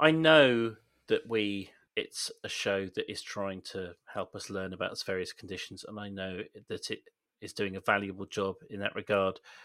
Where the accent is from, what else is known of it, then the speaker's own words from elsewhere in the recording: Swindon, South West England, United Kingdom; being from Swindon